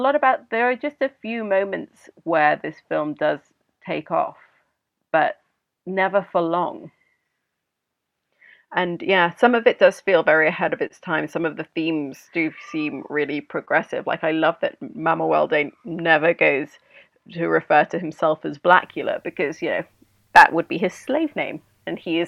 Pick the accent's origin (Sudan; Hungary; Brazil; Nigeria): Sudan; moved away; I grew up in Sudan and I, you know, spent most of my adulthood here.